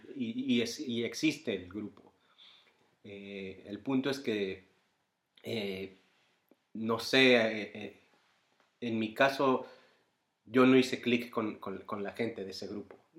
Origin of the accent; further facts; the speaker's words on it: Mexico; now in Bonn, Germany; yo soy mexicano